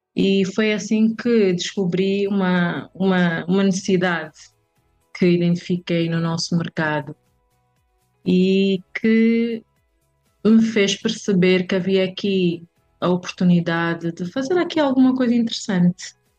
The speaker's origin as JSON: {"language": "Portuguese", "region": "Benguela", "country": "Angola", "tie": "born or raised there", "moved": "as an adult", "lives_now": "Luanda, Angola", "said": "nasci em Benguela, mas eh, propriamente na Praia da Caota. É, e desde muito cedo fui viver para Benguela"}